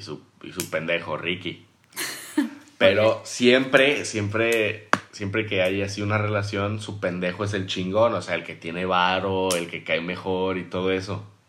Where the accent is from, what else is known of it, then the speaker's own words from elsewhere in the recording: Durango, Mexico; now in Mérida, Mexico; Yo soy de Durango, pero mi, o sea, vivo en Mérida por mi familia